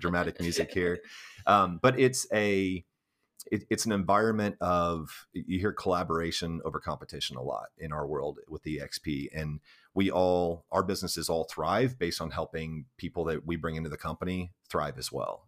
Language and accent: English; Central Illinois, United States; moved away as an adult; now in Gallatin, United States; my hometown in Illinois